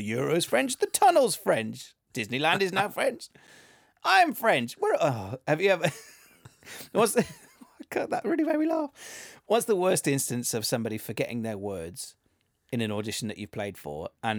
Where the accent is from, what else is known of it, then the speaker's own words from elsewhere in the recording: Wales, United Kingdom; so I'm from Wales, and I don't necessarily have a Welsh accent. I never really did. I can put it on when I need to.